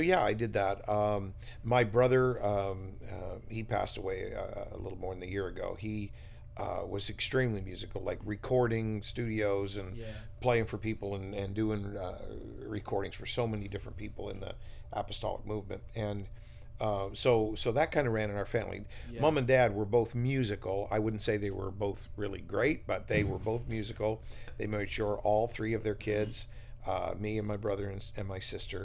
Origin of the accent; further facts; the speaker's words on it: Fredericton, New Brunswick, Canada; Came back to my hometown of Fredericton as senior pastor of CCC in 2001.